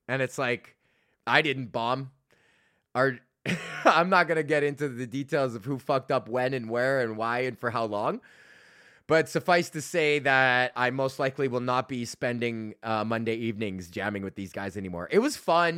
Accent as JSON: {"language": "English", "country": "Canada", "said": "I'm Canadian"}